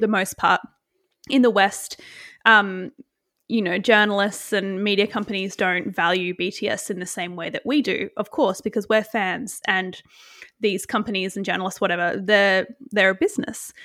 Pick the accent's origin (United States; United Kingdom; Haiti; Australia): Australia